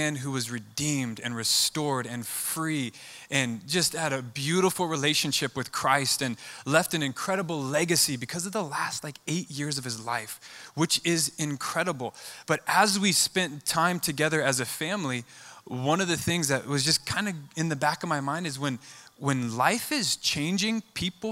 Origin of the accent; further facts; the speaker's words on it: Boise, Idaho, United States; I'm born and raised in Boise